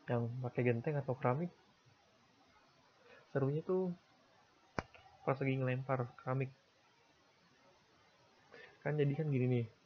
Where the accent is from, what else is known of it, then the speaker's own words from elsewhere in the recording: Tangerang, Banten, Indonesia; born there; ya Rabu gue lahir hari Rabu di Tangerang kalau nggak salah di bidan Mensuri